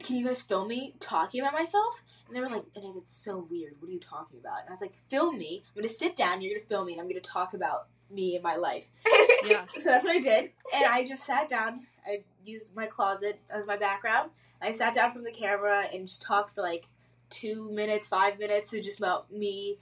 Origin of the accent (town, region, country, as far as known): Philadelphia, Pennsylvania, United States